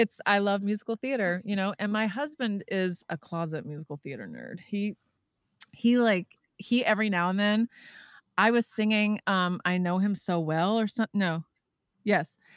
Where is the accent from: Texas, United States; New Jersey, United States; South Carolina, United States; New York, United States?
Texas, United States; moved away; I'm from Texas originally.